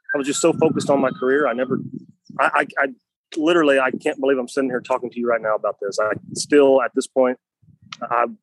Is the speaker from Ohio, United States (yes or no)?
no; Craig, Missouri, United States; Northwest Missouri, a little town called Craig, population of about 250.